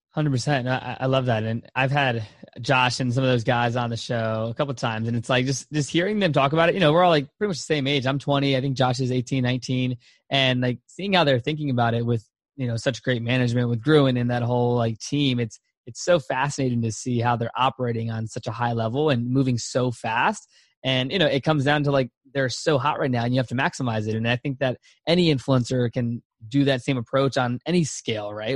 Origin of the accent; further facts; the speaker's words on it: Virginia, United States; I'm from Virginia, so East Coast is in my blood for sure.